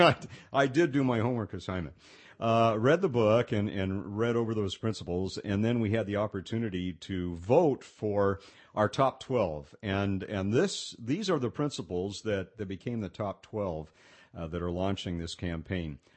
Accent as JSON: {"language": "English", "town": "Pasadena", "region": "California", "country": "United States", "tie": "born or raised there", "said": "I grew up in Pasadena, California"}